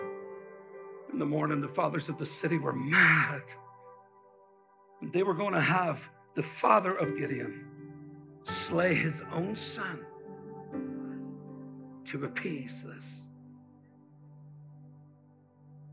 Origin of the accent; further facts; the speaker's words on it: Ireland; now in United States; I'm from Ireland